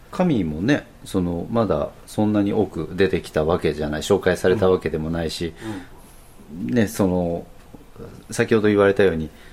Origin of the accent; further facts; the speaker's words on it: Fukuoka, Japan; 自分たちの地元に近いような方言